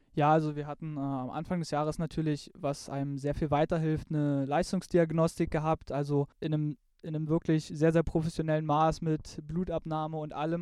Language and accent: German; eastern Germany, Germany; bei uns im Osten